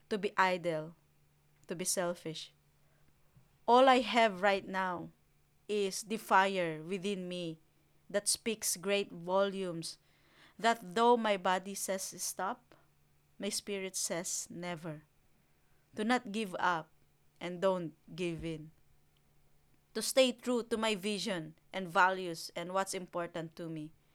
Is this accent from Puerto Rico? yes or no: no; Philippines; now in New Zealand; I grew up in the Philippines